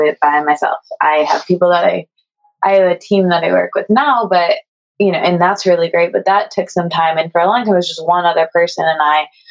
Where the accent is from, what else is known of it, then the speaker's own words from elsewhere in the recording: Midwest, United States; I'm from the Midwest